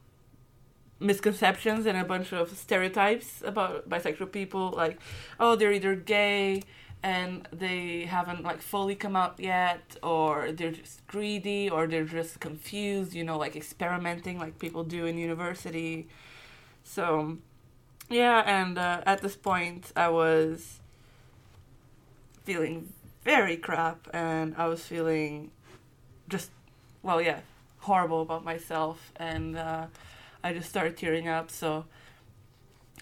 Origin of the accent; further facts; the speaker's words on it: Portugal; moved away as an adult; now in Scotland, United Kingdom; I'm from Portugal, heavily Catholic country